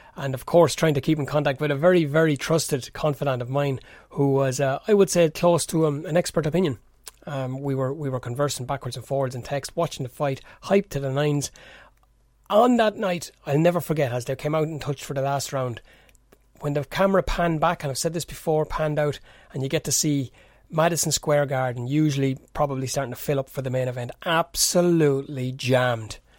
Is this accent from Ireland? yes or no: yes; Kildare, Leinster, Ireland; That's where I'm based here. This is where I'm born, bred, and reared, as the Irish fellas like to say.